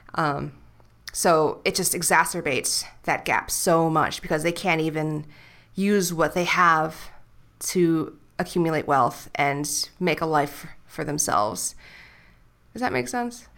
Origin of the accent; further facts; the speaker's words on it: New York City, New York, United States; now in Puerto Vallarta, Mexico; I'll just say, like, New York City